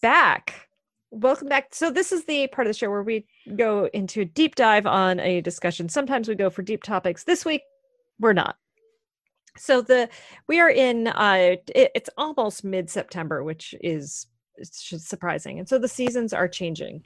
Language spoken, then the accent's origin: English; Maine, United States; now in North Carolina, United States; I grew up in Maine